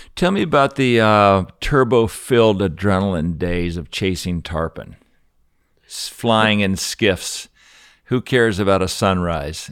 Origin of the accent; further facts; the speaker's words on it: Colorado, United States; I'm a skier from Colorado